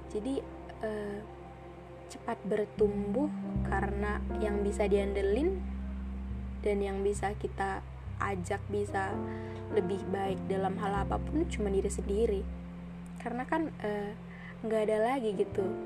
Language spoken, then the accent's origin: Indonesian; North Sumatra, Indonesia; moved away as an adult; now in Bali, Indonesia; Aku dari Sumatera Utara, kuliah di Bali